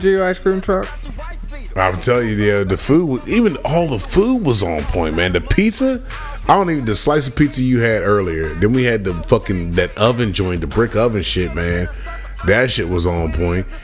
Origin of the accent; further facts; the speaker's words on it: Virginia, United States; We say Virginia